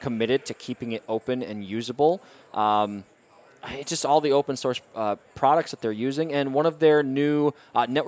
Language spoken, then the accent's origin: English; the Midwest of the U.S., United States; I'm from the Midwest of the U.S.